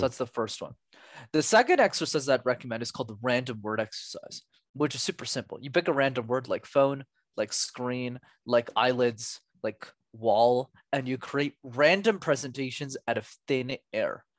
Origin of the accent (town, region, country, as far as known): Montreal, Quebec, Canada; born or raised there